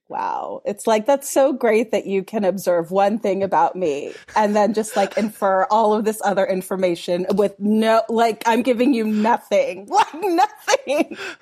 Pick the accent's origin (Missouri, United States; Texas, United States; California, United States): California, United States; Los Angeles; I grew up in Mount Washington in Los Angeles